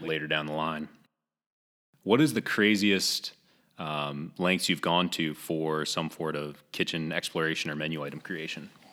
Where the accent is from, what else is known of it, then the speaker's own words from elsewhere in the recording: New England, United States; now in Greenville, United States; I'm actually, uh, born and raised in New England